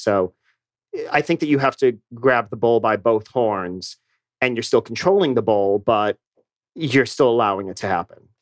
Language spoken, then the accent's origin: English; Boston, Massachusetts, United States; moved away as an adult; also born or lived in New York / Chicago; now in Atlanta, United States; I grew up in Boston, so I'm from New England